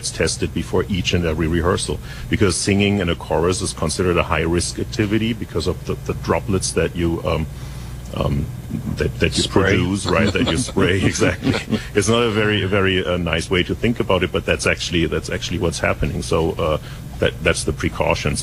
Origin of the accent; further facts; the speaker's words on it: Essen, North Rhine-Westphalia, Germany; moved away as an adult; also born or lived in New York / Europe; now in Carmel, United States; I was born in Germany. I was born in Germany, in Essen